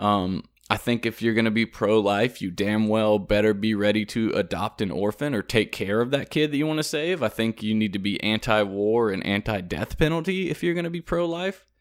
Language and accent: English; South Carolina, United States; moved away as an adult; also born or lived in Louisiana; I'm from South Carolina